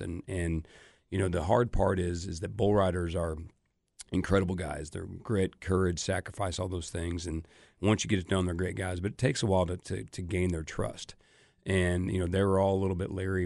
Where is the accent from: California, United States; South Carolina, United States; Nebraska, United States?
Nebraska, United States; Omaha; moved away; grew up my entire life in Omaha, going to the College World Series every year.